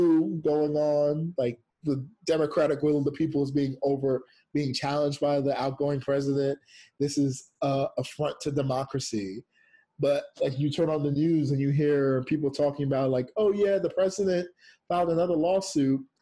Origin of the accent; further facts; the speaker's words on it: United States; also born or lived in Jamaica; I am Jamaican raised in America